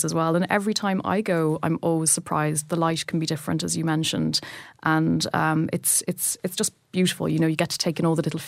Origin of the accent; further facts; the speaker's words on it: Dublin, Leinster, Ireland; Dublin, my hometown